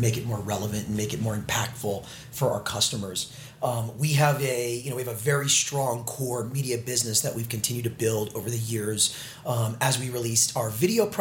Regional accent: Orange County and San Diego, Southern California, United States; moved away as an adult; now in New York, United States; I'm from Southern California, born and raised, Orange County in San Diego. I came out to New York 2004

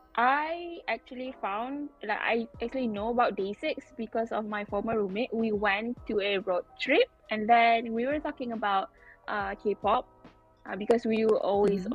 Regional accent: Malaysia; I'm from Malaysia

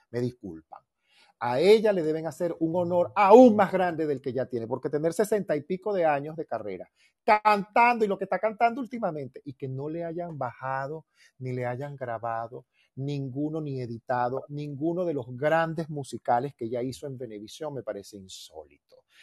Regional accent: Venezuela; moved away as an adult; now in Mexico; Esos son los desayunos de mi tierra, las armonías de mi tierra.

